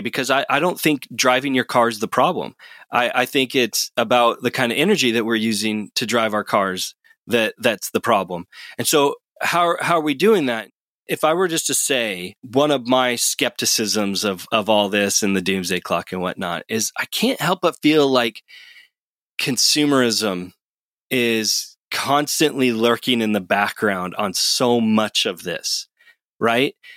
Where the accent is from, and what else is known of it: United States